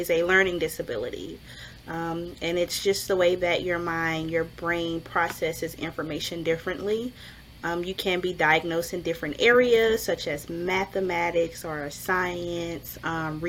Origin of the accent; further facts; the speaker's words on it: Louisiana, United States; we're from Louisiana, so we love the crawfish